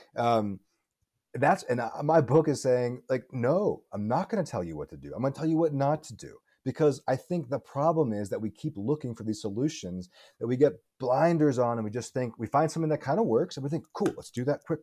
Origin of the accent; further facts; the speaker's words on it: Tucson, Arizona, United States; also born or lived in Pittsburgh, Pennsylvania; But I grew up in Tucson. I spent, I spent most of my life in Tucson, Arizona.